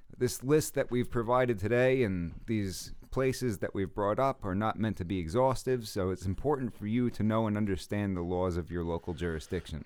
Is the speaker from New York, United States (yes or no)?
yes; New York City, New York, United States; I'm from Brooklyn